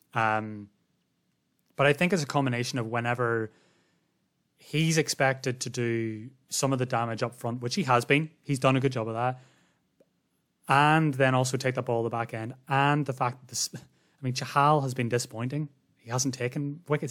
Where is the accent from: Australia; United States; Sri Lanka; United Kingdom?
Australia; as an Australian